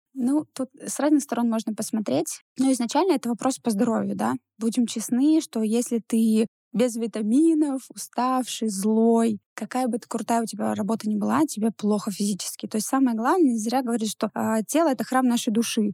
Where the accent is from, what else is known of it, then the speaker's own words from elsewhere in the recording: Ivanovo, Ivanovo Oblast, Russia; moved away as an adult; now in Yekaterinburg, Russia; Я же не из Екатеринбурга, а я из маленького города, ну, это, в принципе, областной город из города Иваново. И когда в Екатеринбург мы приехали